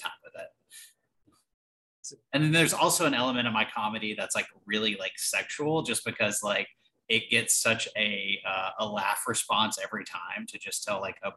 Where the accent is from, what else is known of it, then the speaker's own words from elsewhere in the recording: the South, United States; so I'm from the South